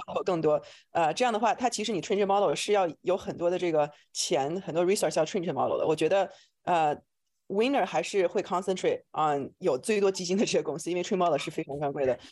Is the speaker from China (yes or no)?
yes; China; moved away as an adult; also born or lived in New York / Shanghai / Silicon Valley; now in United States; 我是在中国出生，然后来美国读博士，呃，我是读的这个脑科学